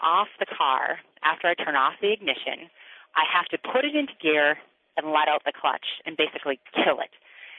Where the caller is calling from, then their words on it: Red Wing, Minnesota, United States; I'm calling from Red Wing, Minnesota.